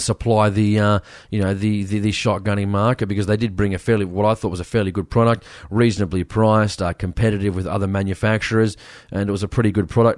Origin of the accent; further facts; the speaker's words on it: Sydney, New South Wales, Australia; I come from Western Sydney